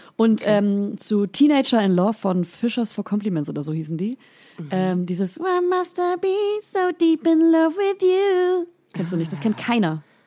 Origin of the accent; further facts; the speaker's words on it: Hof region, Franconia, Bavaria, Germany; accent: Franconian; moved away; ich komme ja aus der Region Hof, aus einem ganz kleinen Bauerndorf